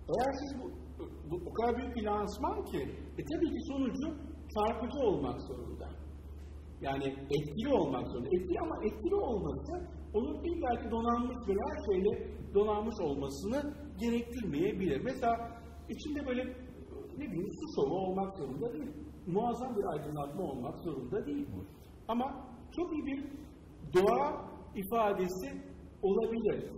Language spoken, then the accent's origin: Turkish; Istanbul, Turkey; çocukluğum orada geçti. Yani e, Taşlık'ta e, yaşadım, Taşlık'ta büyüdüm.